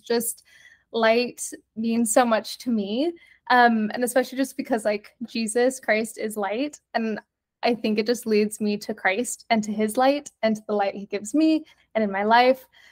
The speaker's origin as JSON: {"language": "English", "town": "Provo", "region": "Utah", "country": "United States", "tie": "born or raised there", "also_born_or_lived": "Argentina", "said": "I am from Provo, Utah, born and raised"}